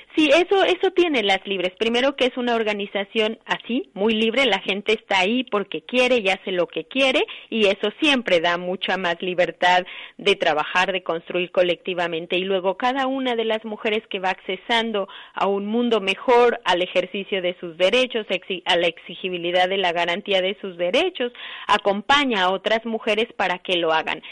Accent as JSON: {"language": "Spanish", "region": "Guanajuato", "country": "Mexico", "said": "yo vengo de México, de un estado que se llama Guanajuato"}